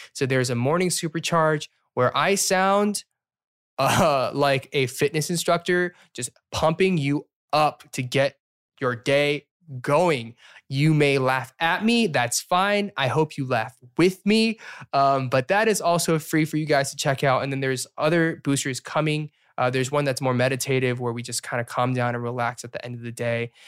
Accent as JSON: {"language": "English", "region": "the South", "country": "United States", "accent": "Southern", "said": "when I'm here, my Southern accent comes out every once in a while"}